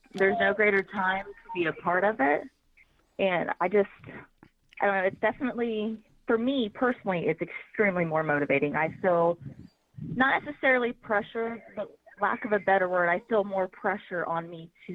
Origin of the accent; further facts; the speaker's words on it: Dayton, Ohio, United States; it's my hometown. I'm born and raised in Dayton, Ohio